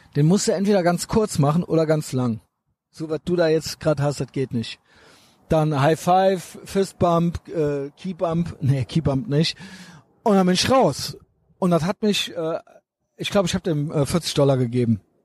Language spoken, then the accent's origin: German; Germany; Ich bin ja auch Deutscher